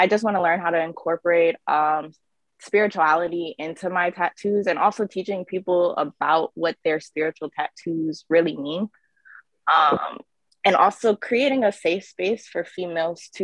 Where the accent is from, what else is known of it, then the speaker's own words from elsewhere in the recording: Tennessee, United States; now in DMV area, United States; I'm from Tennessee, but I live in the DMV area